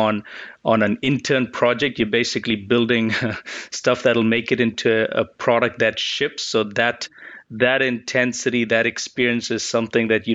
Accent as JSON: {"language": "English", "country": "Botswana", "tie": "born or raised there", "also_born_or_lived": "Chicago, United States", "moved": "as an adult", "lives_now": "United States", "said": "So I grew up in Botswana, came to the U.S. To study for college in Chicago"}